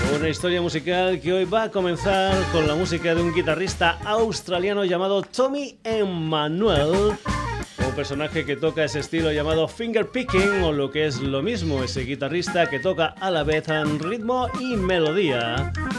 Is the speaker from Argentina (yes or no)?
no; Extremadura, Spain; nos vamos para mi tierra, nos vamos para Extremadura